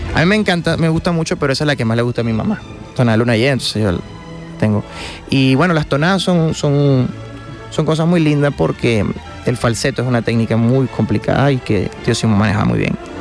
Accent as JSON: {"language": "Spanish", "town": "Guanare", "region": "Portuguesa", "country": "Venezuela", "said": "que somos guanareños son mi mamá, mi hermano y yo."}